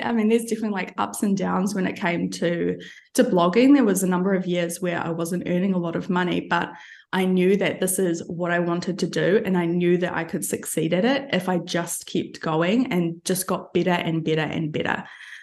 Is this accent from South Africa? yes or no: no; New Zealand; moved away as an adult; also born or lived in London; now in Albania; I'm originally from New Zealand, but these days I am based in Albania